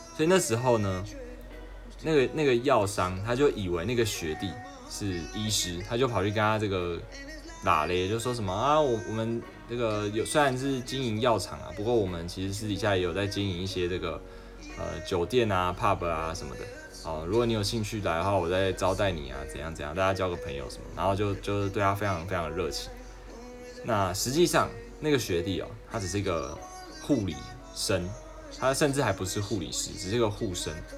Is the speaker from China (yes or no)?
no; Taiwan; 我是台湾人